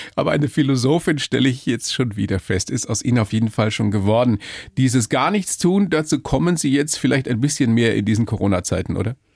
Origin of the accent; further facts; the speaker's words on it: Bavaria, Germany; hier bei uns in Bayern